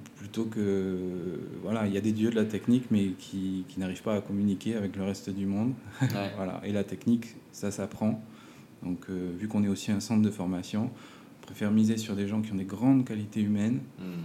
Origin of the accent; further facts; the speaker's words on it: Provence-Alpes-Côte d'Azur, France; moved away as an adult; also born or lived in Montpellier / Grenoble / Paris / Lyon; now in French Polynesia; j'ai grandi en Provence, en France